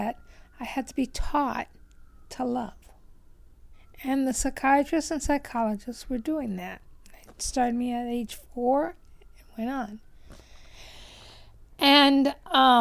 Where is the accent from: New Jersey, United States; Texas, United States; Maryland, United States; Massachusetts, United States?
Maryland, United States; Chestertown; also born or lived in California; now in Santa Monica, United States; I'm from Chestertown, Maryland. Came out here in 51, so I consider myself a Californian